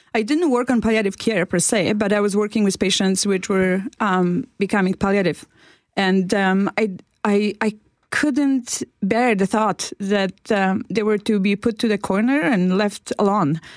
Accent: Poland; moved away as an adult; now in Canada; I came from Poland

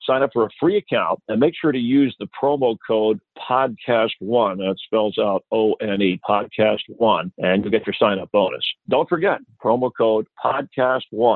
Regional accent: Miami, Florida, United States; I'm from actually South Florida, I grew up in Miami

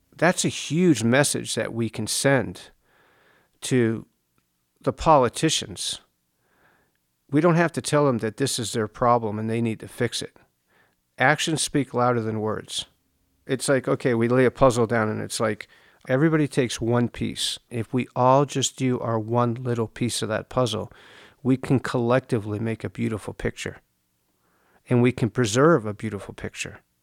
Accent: East Coast, United States; now in Joshua Tree, United States; I grew up on the East Coast. I grew up on a farm.

